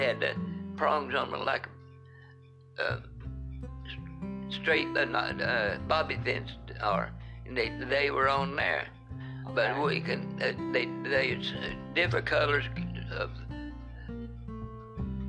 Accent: Wartburg, Tennessee, United States; moved away; also born or lived in Evansville, Indiana / Rockford, Illinois; This is where I was raised and born. Raised there. Born there.

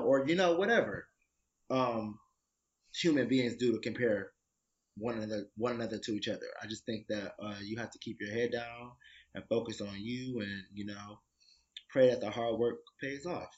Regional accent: Detroit, Michigan, United States; now in New York, United States; I'm from Detroit.

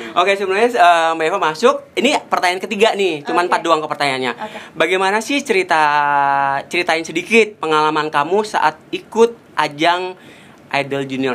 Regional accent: Java, Indonesia; Saya orang Jawa Anet

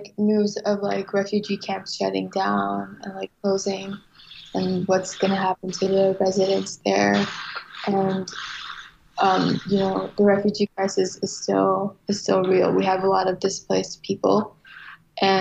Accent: St. Paul, Minnesota, United States; also born or lived in Tham Hin refugee camp, Ratchaburi, Thailand / Bangkok, Thailand; my family moved to Bangkok and applied to the UNHCR to be able to, you know, move to the United States. And so my parents found jobs working there, and we lived a year in Bangkok. And then ultimately we moved to St. Paul in 2001 February

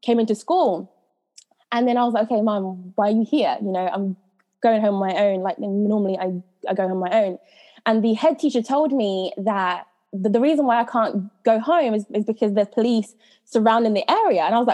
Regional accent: United Kingdom; also born or lived in Jamaica / London / Coventry; I was brought up in Jamaica and I came to England when I was five

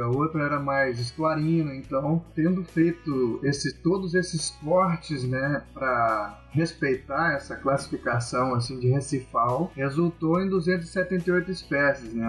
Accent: Minas Gerais, Brazil; moved away as an adult; also born or lived in Santa Catarina; Eu sou mineiro, né? Então em Minas Gerais nós não temos o mar

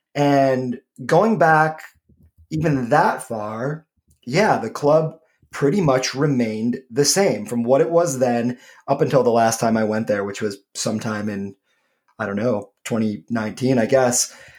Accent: Michigan, United States; my home state of Michigan

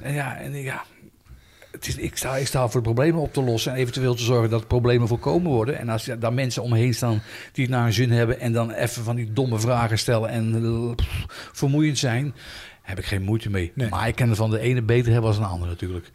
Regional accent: Utrecht, Netherlands; moved away as an adult; now in Houten, Netherlands; Ik ben opgegroeid op Knaleiland in Utrecht

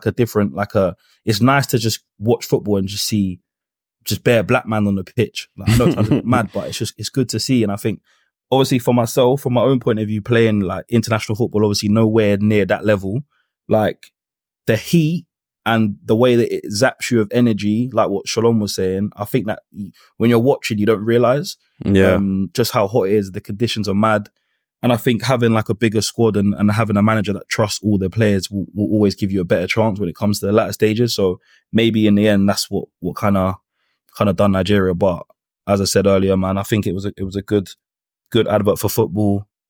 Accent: Jamaica; Nah, I say that tongue-in-cheek, obviously, being a Jamaican, but nah, I've enjoyed it, man.

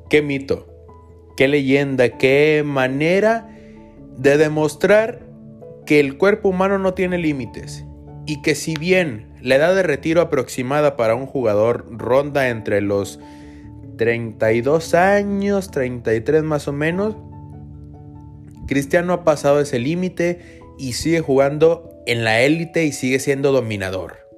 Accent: Mexico; nosotros como mexicanos

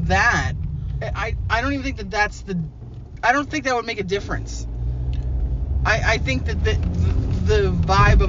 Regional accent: New York City, New York, United States; I'm from New York City.

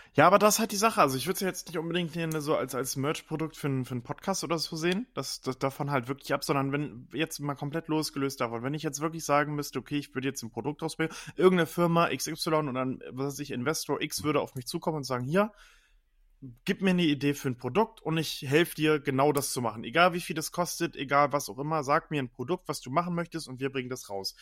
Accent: Germany; bei uns in Deutschland

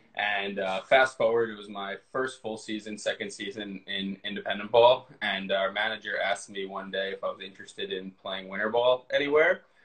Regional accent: Westchester County, New York, United States; I'm from New York, but I came out to California with my brother.

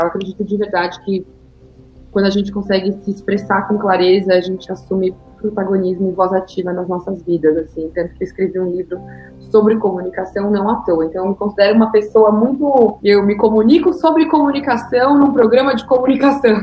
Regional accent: Guarulhos, São Paulo, Brazil; moved away; eu nasci em São Paulo e fui morar em, em Guarulhos muito cedo, então não ser de São Paulo faz parte assim, da minha história de alguma forma, porque até os 18 anos eu morava em Guarulhos

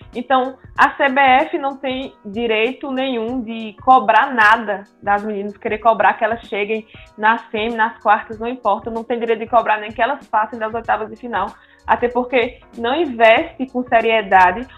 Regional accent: Bahia, Brazil; now in Sergipe, Brazil; desde quando eu cheguei aqui em Sergipe, porque eu sou da Bahia

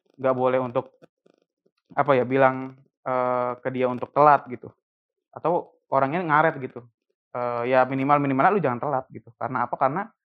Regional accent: Cirebon, West Java, Indonesia; moved away as an adult; also born or lived in Jakarta; gue orang Cirebon

